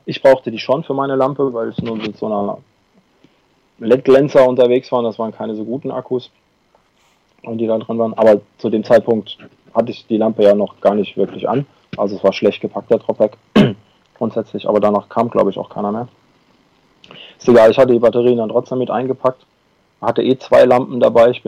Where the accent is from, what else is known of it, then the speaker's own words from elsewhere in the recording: Busenbach, Baden-Württemberg, Germany; moved away; Busenbach? Ist es meine alte Heimat?